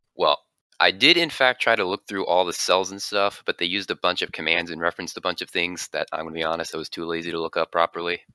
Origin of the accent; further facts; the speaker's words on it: Jacksonville, Florida, United States; Jacksonville, Florida area